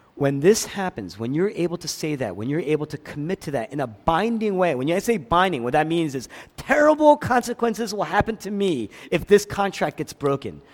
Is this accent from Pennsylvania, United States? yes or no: yes; Philadelphia, Pennsylvania, United States; moved away; I grew up in Philadelphia.